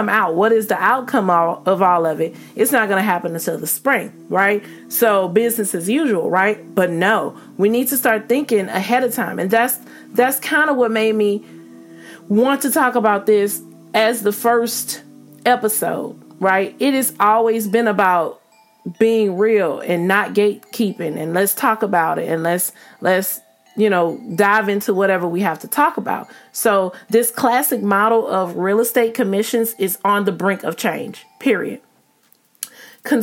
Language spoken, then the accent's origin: English; the South, United States; I'm from the South